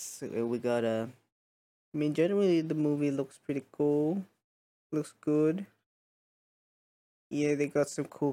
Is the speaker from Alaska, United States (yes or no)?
no; North Carolina, United States; Hi, y'all. I'm from North Carolina.